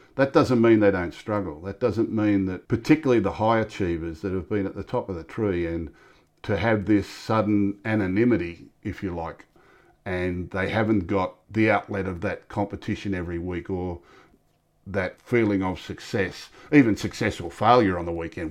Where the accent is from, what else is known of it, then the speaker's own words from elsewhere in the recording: Sydney, New South Wales, Australia; I was born in Tempe, Newtown. Had a great upbringing.